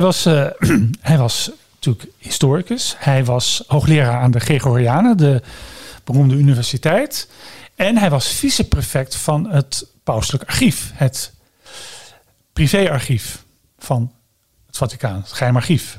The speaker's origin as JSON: {"language": "Dutch", "country": "Netherlands"}